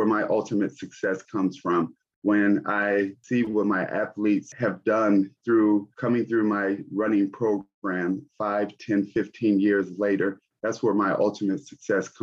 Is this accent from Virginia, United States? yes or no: no; Gary, Indiana, United States; I'm from Gary, Indiana. And during that time, Gary was the homicide capital of the U.S. And so there was a lot of things that were going on during my childhood